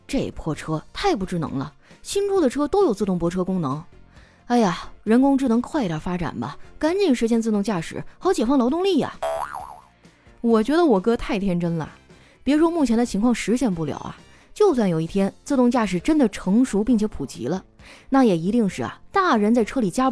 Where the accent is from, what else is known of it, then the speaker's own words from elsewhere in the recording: Northeast China, China; 我就特别怀念啊我们东北老家的冻梨。南方的朋友可能不清楚啊，在我们东北呢，有一种冬季限定水果叫冻梨。